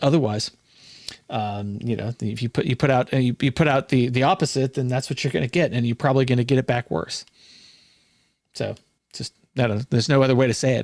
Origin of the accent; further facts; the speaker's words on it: California, United States; also born or lived in Hawaii / Washington State; now in Washington, United States; I'm from California